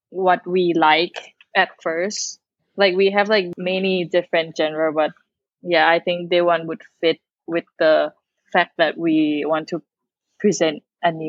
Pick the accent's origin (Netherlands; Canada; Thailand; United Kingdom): Thailand; we're from Thailand.